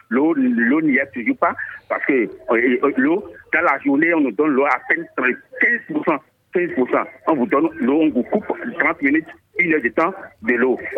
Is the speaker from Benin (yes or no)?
yes; Porto-Novo, Ouémé, Benin; moi, je suis de Porte-Nouveau.